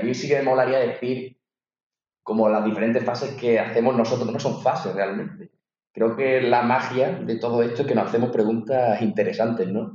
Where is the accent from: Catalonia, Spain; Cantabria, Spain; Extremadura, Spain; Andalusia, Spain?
Extremadura, Spain; Azuaga; moved away as an adult; also born or lived in Madrid; mi pueblo está totalmente, está en el triángulo de la Bermuda, entre Extremadura y Andalucía